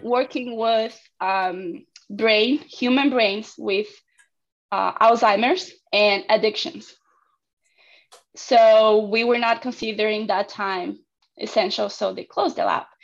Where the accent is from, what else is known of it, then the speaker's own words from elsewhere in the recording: Argentina; moved away as an adult; I'm from Argentina and I get my degree there